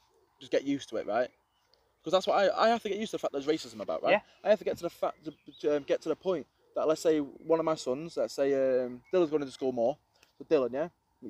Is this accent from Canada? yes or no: no; Crewe, North West England, United Kingdom; now in Sandbach, United Kingdom; I'm Crewe.